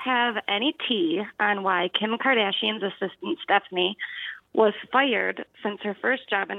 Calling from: Auburn, Michigan, United States; I'm calling from Auburn, Michigan.

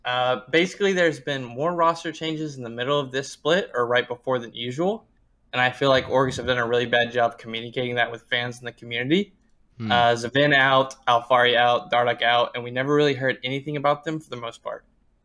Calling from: Birmingham, Alabama, United States; I'm calling from Birmingham, Alabama.

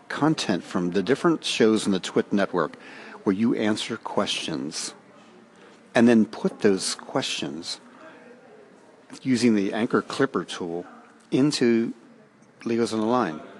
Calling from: Ireland; I'm calling you from Ireland in a reception area of a college where I teach.

